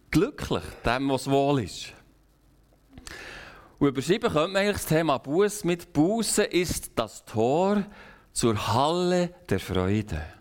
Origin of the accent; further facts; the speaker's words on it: Switzerland; wir können als Schweizer, als vielleicht als ganze westliche Kultur eigentlich nur noch beten.